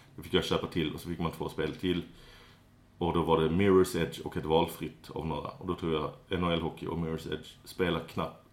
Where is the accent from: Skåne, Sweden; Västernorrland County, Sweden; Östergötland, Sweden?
Skåne, Sweden; Jag är eh, det som kallas skåning